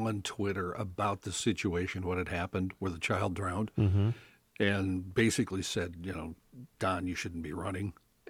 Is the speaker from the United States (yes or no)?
yes; North Dakota, United States; When I was growing up in North Dakota